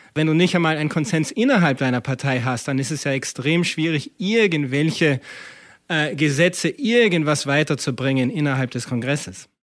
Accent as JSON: {"language": "German", "country": "Austria", "moved": "yes", "lives_now": "United States", "said": "als, als äh, Österreicher und Amerikaner, der oft lang in Europa auch gelebt hat"}